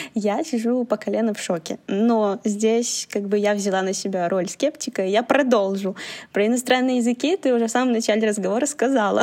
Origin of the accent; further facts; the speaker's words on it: Belarus; now in China; я же родилась в Беларуси